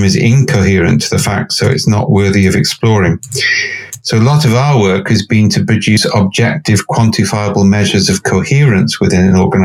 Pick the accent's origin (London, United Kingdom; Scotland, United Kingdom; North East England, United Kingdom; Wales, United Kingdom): Wales, United Kingdom; Cardiff; I'm from Cardiff